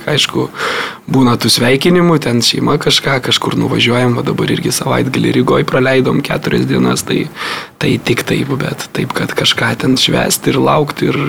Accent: Lithuania; kaip tikras lietuvis

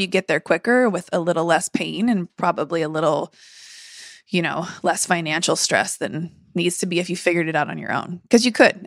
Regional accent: San Diego, California, United States; I grew up in San Diego, my whole family's here

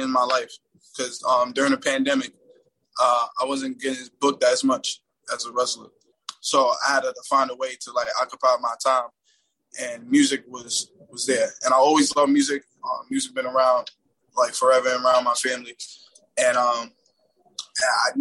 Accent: New York, United States; I grew up in Harlem

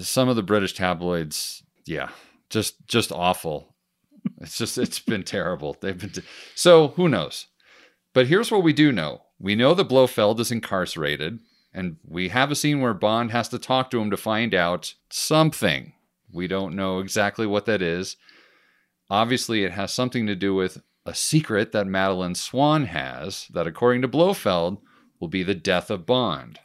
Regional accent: United States; me being an American

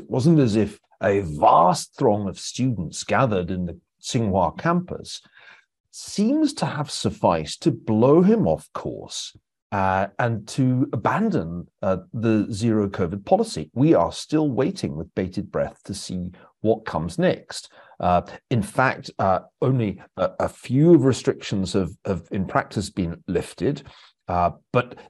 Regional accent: Scotland, United Kingdom; we take football seriously in Scotland

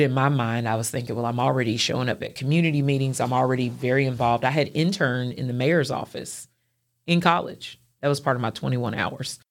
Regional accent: Clarksville, Tennessee, United States; moved away as an adult; also born or lived in Nashville, Tennessee; now in Chattanooga, United States; growing up in Clarksville and going to college there

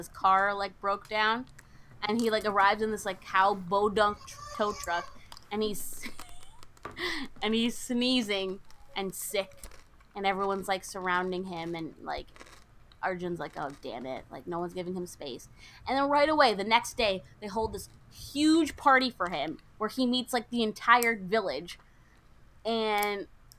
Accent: United States; as American-borns

